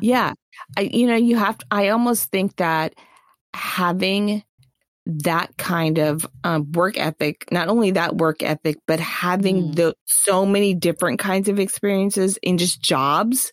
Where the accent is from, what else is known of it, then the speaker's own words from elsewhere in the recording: Orlando, Florida, United States; I grew up in Orlando, which meant that one of my first jobs was at Disney World